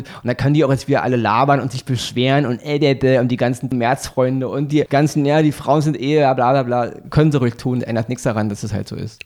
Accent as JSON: {"language": "German", "country": "Germany", "said": "bei uns in Deutschland"}